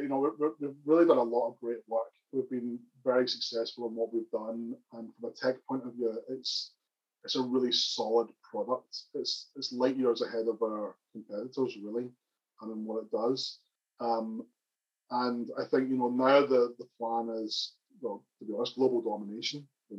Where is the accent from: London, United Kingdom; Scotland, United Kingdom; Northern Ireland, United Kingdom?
Northern Ireland, United Kingdom; accent: Northern Irish; I'm obviously a blow-in. My accent's got a kind of Northern Irish accent, obviously.